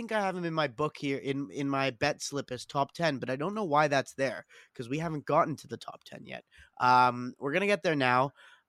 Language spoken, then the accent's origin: English; Canada; Like, there's a big Canadian flag here in front of us. Like, yeah, we're all Canadian.